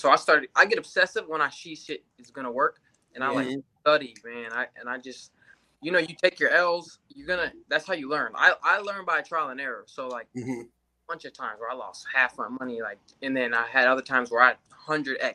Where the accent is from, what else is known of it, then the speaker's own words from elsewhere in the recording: Grand Rapids, Michigan, United States; also born or lived in Los Angeles; now in Las Vegas, United States; I'm from Grand Rapids, Michigan, originally